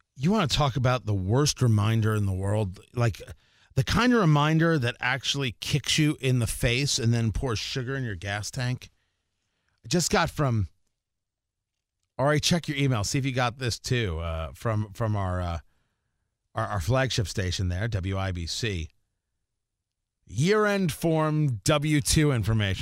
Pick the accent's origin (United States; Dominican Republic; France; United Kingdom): United States; New Jersey; moved away; I grew up in Jersey